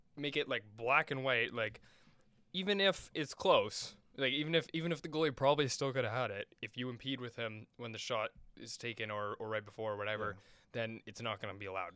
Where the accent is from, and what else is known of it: Canada